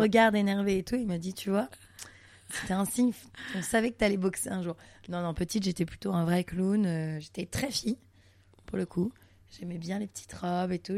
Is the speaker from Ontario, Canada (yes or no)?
no; Montreal, Quebec, Canada; now in Paris, France; je suis née à Montréal au Canada